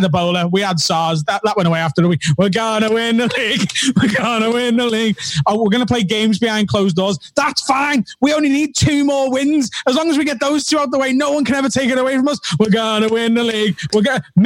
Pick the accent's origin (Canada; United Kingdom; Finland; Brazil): United Kingdom; Liverpool, North West England; I'm very proud as a Scouser and to be from Liverpool.